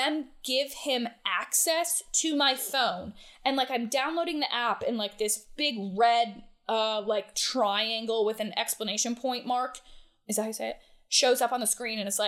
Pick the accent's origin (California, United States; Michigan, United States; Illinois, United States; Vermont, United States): Vermont, United States; Ludlow; now in Atlanta, United States; I grew up in Ludlow, Vermont